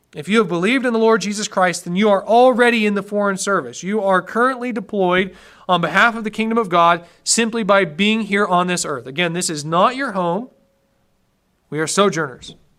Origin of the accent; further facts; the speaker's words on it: United States; I'm an American